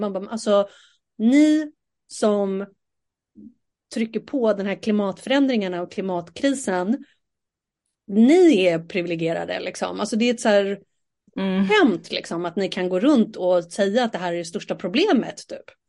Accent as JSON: {"language": "Swedish", "country": "Sweden", "said": "vi är ju ändå svenskar och sitter här och pratar på svenska"}